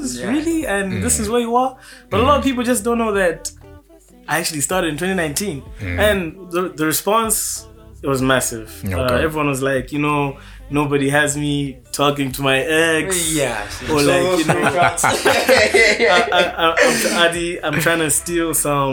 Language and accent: English; Malawi; I am from Malawi